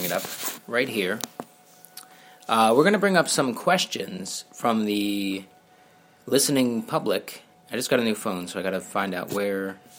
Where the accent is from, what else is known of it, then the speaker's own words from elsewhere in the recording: Philadelphia, Pennsylvania, United States; I'm from Northeast Philly